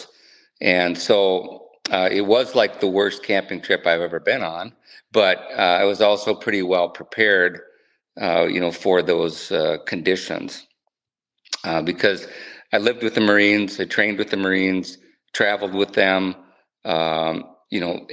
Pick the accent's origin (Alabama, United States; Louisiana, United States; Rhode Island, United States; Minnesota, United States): Minnesota, United States; Northfield; moved away as an adult; also born or lived in Southwest Wyoming / Southern Pines, North Carolina; I grew up in Northfield, Minnesota, went to school there